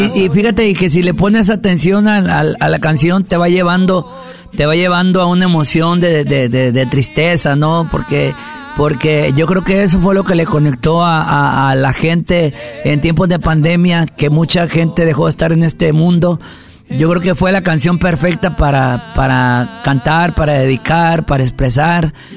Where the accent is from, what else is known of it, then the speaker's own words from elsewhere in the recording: Mexico; Como mexicano, como México.